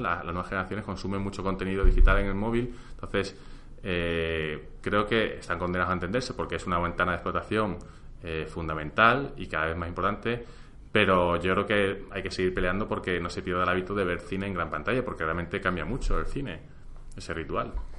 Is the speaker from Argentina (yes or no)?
no; Spain; en España creo que estamos acostumbrados